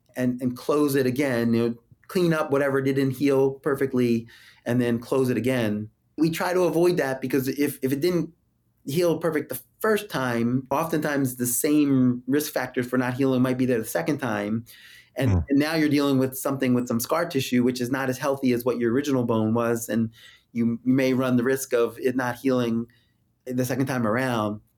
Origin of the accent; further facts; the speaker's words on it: Philadelphia, Pennsylvania, United States; moved away; my hometown